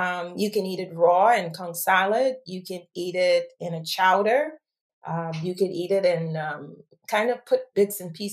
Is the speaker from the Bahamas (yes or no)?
yes; Bahamas; moved away as an adult; also born or lived in United States; now in United Kingdom; born and raised in the Bahamas.